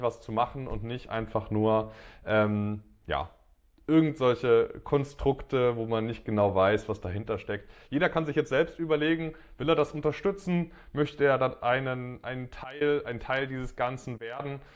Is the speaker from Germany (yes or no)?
yes; Dresden, Saxony, Germany; in Dresden, in meiner Heimat